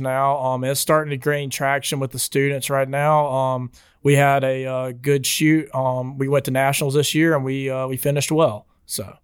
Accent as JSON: {"language": "English", "town": "LaFayette", "region": "Alabama", "country": "United States", "said": "I'm from Lafayette, Alabama"}